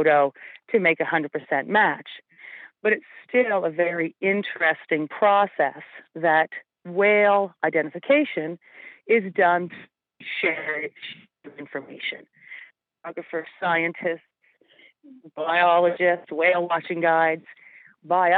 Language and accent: English; Yarmouth, Nova Scotia, Canada; I grew up in Yarmouth, so Y95 is a long part of my life.